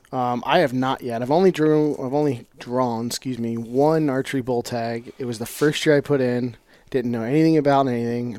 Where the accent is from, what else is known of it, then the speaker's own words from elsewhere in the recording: New Jersey, United States; I was born in New Jersey.